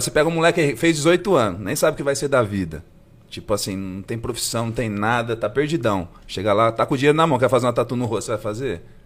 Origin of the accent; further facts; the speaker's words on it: Assis, São Paulo, Brazil; moved away as an adult; also born or lived in Bauru; now in São José do Rio Preto, Brazil; eu sou de Assis, né? Morei lá até os 18 e fui estudar em Bauru, né?